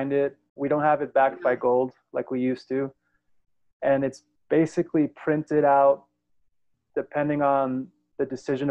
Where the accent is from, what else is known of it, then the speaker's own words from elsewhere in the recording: New York, United States; moved away; also born or lived in South Florida / San Francisco; I was born in New York, grew up in New York and in South Florida